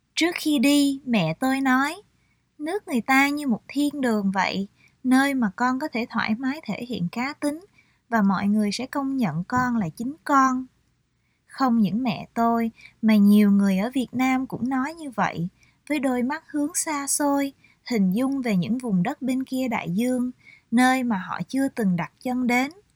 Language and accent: Vietnamese; Vietnam; moved away; tôi là người Việt Nam